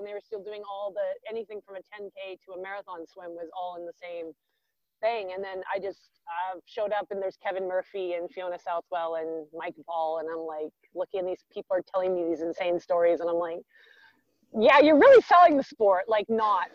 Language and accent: English; Vancouver, British Columbia, Canada; I am from Vancouver, where I am right now in Canada. I grew up here.